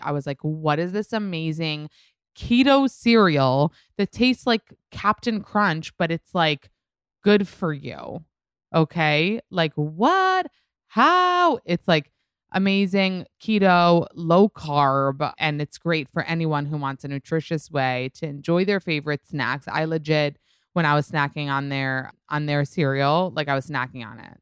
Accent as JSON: {"language": "English", "region": "New York", "country": "United States", "said": "I'm a New Yorker"}